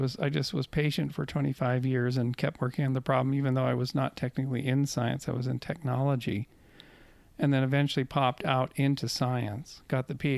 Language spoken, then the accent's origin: English; Canada; moved away; I'm from Canada